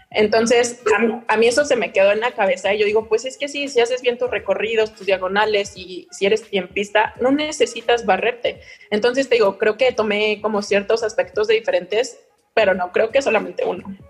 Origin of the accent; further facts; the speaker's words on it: Mexico; moved away as an adult; now in Italy; soy una mexicana en Italia